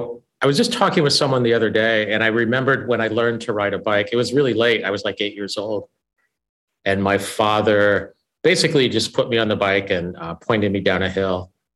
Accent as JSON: {"language": "English", "region": "Indiana", "country": "United States", "tie": "born or raised there", "said": "I grew up in the Midwest in a family that I describe as white trash"}